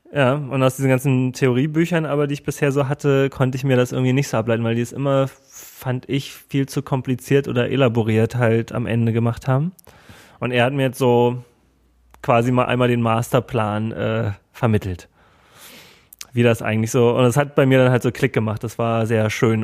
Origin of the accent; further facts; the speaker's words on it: Germany; ich komme aus Deutschland